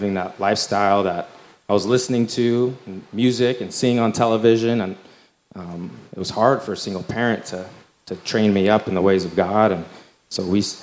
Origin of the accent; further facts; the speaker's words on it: Glendale, Arizona, United States; I grew up here in Glendale, Arizona.